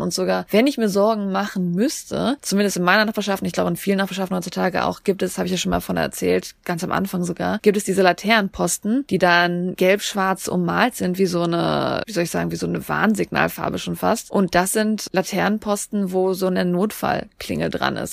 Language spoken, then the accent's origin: German; Germany; Als Deutscher